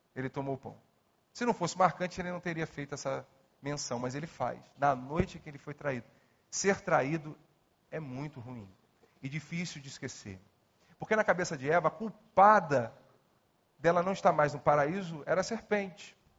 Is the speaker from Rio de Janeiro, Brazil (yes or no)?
yes; Nova Iguaçu, Rio de Janeiro, Brazil; Nasci em Nova Iguaçu